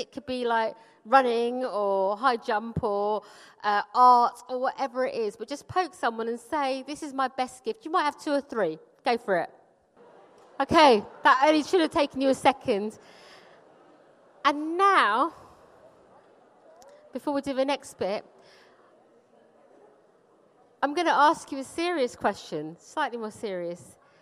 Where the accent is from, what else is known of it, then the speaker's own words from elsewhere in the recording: London, United Kingdom; also born or lived in Punjab, India; I grew up in Wimbledon, which is like a really nice place to get to grow up.